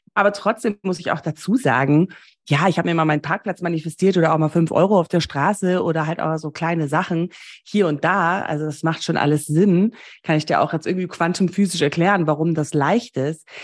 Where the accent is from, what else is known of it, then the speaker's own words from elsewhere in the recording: Namibia; moved away; Ich bin ja in Namibia groß geworden